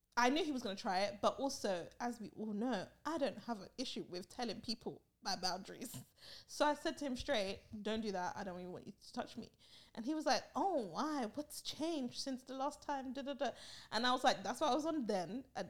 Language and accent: English; Barbados; someone that I've known for over 5 years in my home country.